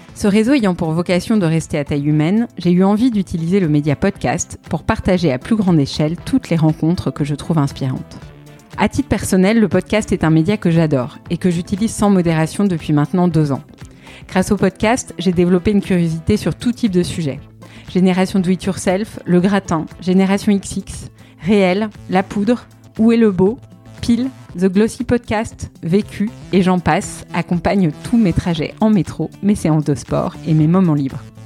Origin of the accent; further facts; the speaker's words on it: Paris, Île-de-France, France; je suis parisienne